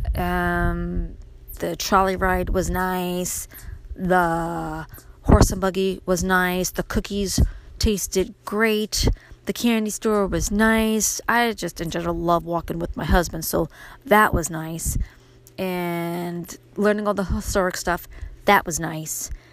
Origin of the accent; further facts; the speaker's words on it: New York City, New York, United States; moved away as an adult; now in upstate New York, United States; my life growing up in Brooklyn, how I made the move to upstate New York after I married my husband